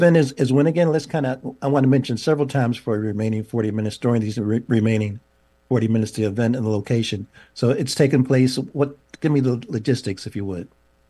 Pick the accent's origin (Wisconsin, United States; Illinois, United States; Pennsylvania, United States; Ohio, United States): Pennsylvania, United States; Pittsburgh; I'm from Pittsburgh, so I'm just saying that you were baptized.